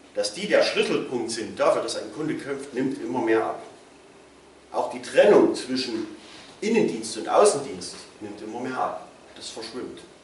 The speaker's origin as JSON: {"language": "German", "town": "Plauen", "region": "Saxony", "country": "Germany", "said": "Ich komme hier aus Plauen"}